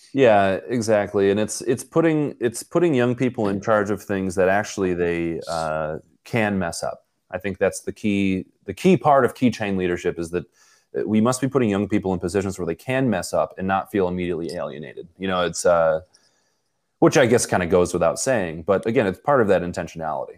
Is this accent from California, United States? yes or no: no; Buffalo, New York, United States; I'm from Buffalo in Poland